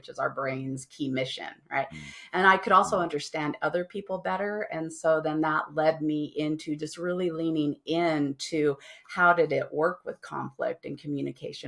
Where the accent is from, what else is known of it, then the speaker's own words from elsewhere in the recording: Las Vegas, Nevada, United States; moved away as an adult; also born or lived in San Francisco Bay Area; I didn't have a family because I was from Las Vegas.